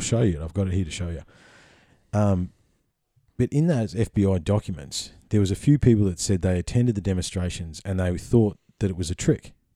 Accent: Victoria, Australia; if I had to have a home state, Victoria would be my home state.

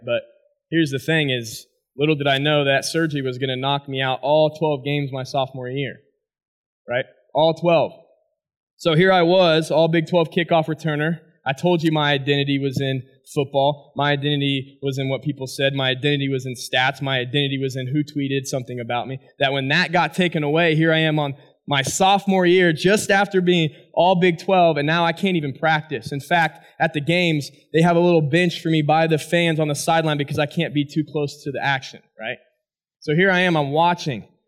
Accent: Hesston, Kansas, United States; I grew up in Heston, Kansas.

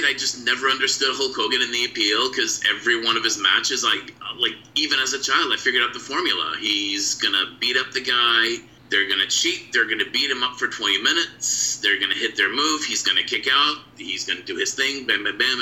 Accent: the Maritimes, Canada; growing up in the Maritimes

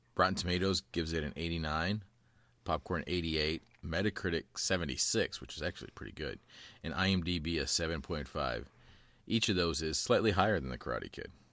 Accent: Columbus, Indiana, United States; moved away; also born or lived in Florida; growing up in Indiana

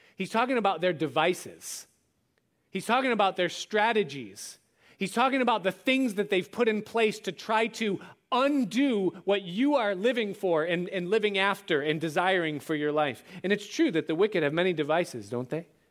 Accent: outside of Rochester, New York, United States; growing up outside of Rochester and Kodak was everything

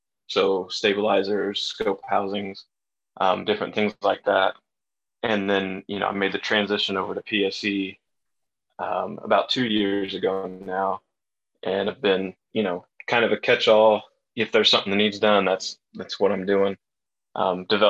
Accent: Indiana, United States; I grew up in Indiana

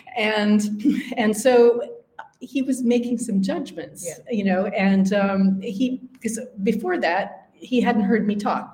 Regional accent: Upper Midwest, United States; accent: Upper Midwestern; moved away as an adult; also born or lived in Wisconsin; now in London, United Kingdom; it's American, it's North American, um, it's Upper Midwestern.

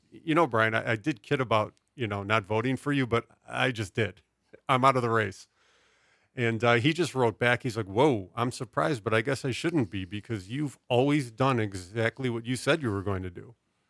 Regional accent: Midwest, United States; We're originally both from the American Midwest, which is fallen into ruin.

